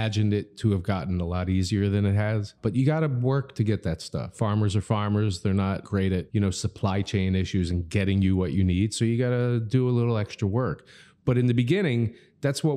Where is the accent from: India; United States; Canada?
United States; Philadelphia, Pennsylvania; also born or lived in New York / California / Vail, Colorado; now in Miami, United States; grew up in Philly